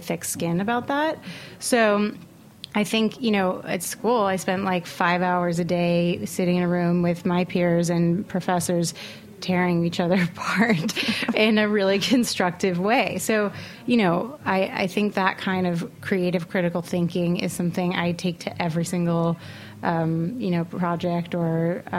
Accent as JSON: {"language": "English", "town": "New York City", "region": "New York", "country": "United States", "tie": "born or raised there", "said": "I grew up in Manhattan. I went to an Upper East Side private school."}